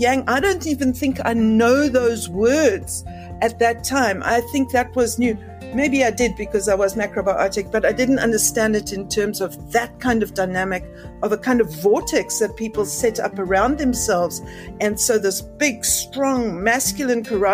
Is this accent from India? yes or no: no; Cape Town, Western Cape, South Africa; I'm from Cape Town, South Africa